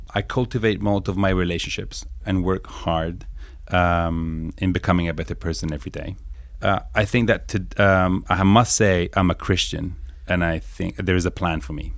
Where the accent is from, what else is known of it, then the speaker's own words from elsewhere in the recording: Italy; moved away as an adult; also born or lived in Guildford, Surrey, England; now in New York, United States; North of Italy, between Milan and Turin, in a small city of ten thousand people, a village called Sanpia.